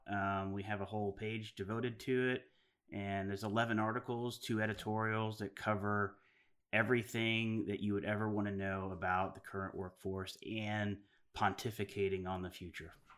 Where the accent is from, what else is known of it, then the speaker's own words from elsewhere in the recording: Arkansas, United States; we're from Arkansas